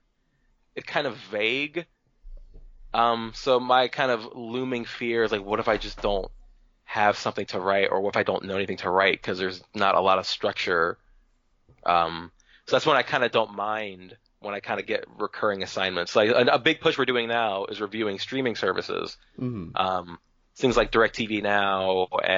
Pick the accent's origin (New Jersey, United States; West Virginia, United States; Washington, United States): New Jersey, United States; moved away; I'm from New Jersey.